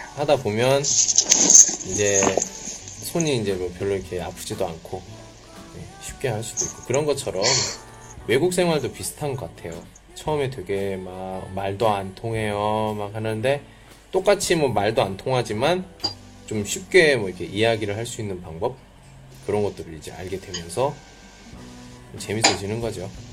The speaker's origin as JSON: {"language": "Korean", "country": "South Korea", "moved": "as an adult", "lives_now": "China", "said": "저도 포함되는 한국 사람들의 보통 그 성격이 있어요"}